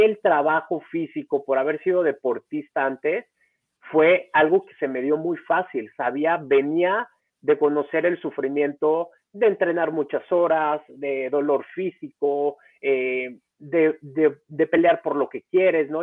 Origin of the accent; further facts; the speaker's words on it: Acapulco, Guerrero, Mexico; moved away as an adult; also born or lived in Mexico City; yo nací en la Ciudad de México, tengo 38 años, nací en la Ciudad de México y a los dos años me fui a vivir a Acapulco por cosas de trabajo de mi papá. Ahí viví 16 años